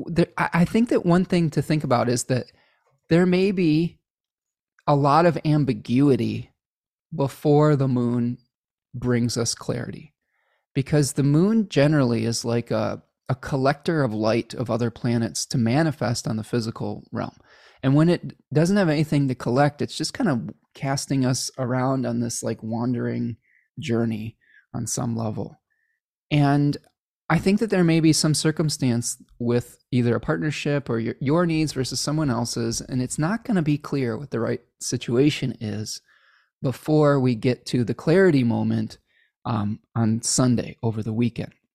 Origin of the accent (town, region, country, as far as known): Chicago, Illinois, United States; born or raised there; accent: Midwestern